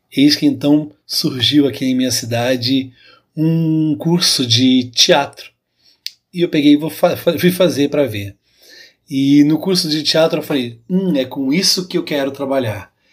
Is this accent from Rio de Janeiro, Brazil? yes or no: no; Pirassununga, São Paulo, Brazil; accent: caipira; sou de Pirassununga, interior de São Paulo